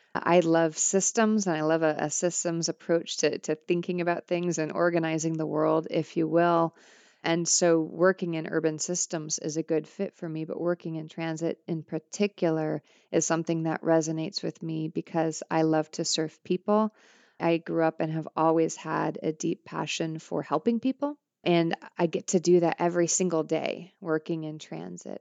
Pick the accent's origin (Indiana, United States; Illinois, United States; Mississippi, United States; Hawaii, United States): Illinois, United States; Granite City; moved away; Granite City, Illinois